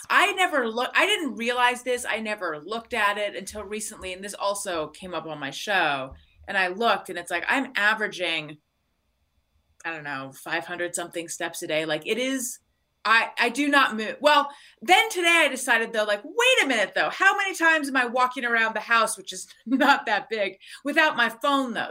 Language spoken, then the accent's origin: English; Orange County, California, United States; born or raised there; also born or lived in Claremont / Costa Mesa / New York; now in Los Angeles, United States